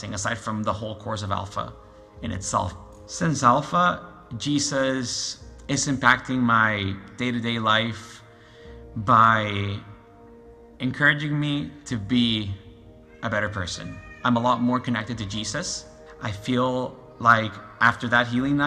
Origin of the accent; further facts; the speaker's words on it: Lima, Peru; moved away as an adult; now in Canada; I'm from Lima, Peru. I've been in Canada for a little over 12 years now.